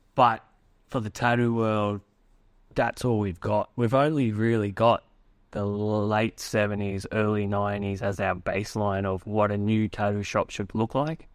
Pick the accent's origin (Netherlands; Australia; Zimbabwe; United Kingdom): Australia; what I grew up with in Australia.